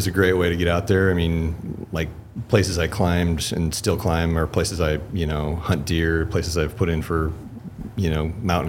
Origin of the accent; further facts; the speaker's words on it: Lewistown, Montana, United States; also born or lived in Bozeman, Montana; I grew up in Lewistown, Montana, central, near the breaks.